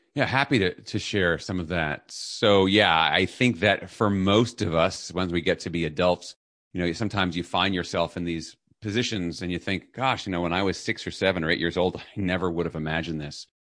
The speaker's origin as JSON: {"language": "English", "town": "New York City", "region": "New York", "country": "United States", "tie": "born or raised there", "said": "I was raised in New York City"}